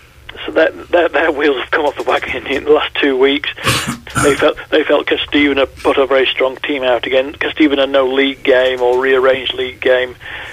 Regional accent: Clitheroe, North West England, United Kingdom; moved away; my hometown of Clitheroe

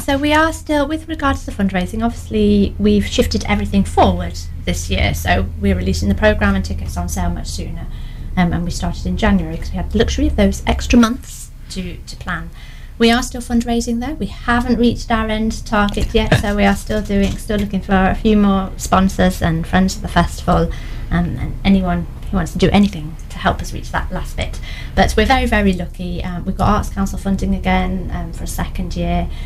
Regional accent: Newark, East Midlands, United Kingdom; now in Lincoln, United Kingdom; I'm um, based over at Lincoln at the moment, but I'm from Newark, and this is where all my family are as well

